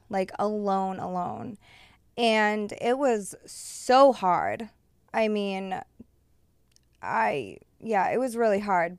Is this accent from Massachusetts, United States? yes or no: yes; Massachusetts, United States; now in Los Angeles, United States; I'm from Massachusetts